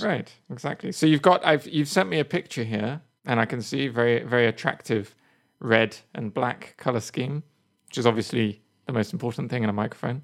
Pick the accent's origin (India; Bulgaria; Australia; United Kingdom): United Kingdom; England; moved away; I'm English